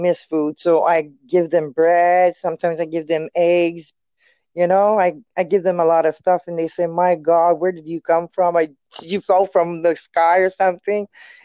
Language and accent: English; Quebec City, Quebec, Canada; accent: French; English is a second language; I'm French too